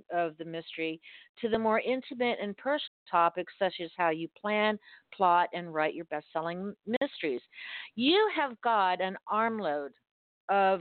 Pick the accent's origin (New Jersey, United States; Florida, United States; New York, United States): Florida, United States; Miami; I was born and raised in Miami